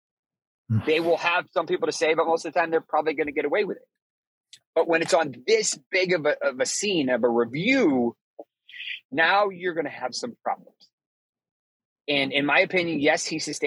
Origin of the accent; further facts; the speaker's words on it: Boston, Massachusetts, United States; I'm from Boston. I'm from Massachusetts.